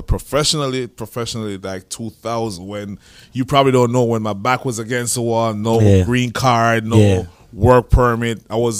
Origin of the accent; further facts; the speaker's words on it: Jamaica; moved away as an adult; now in United States; I'm from Jamaica originally.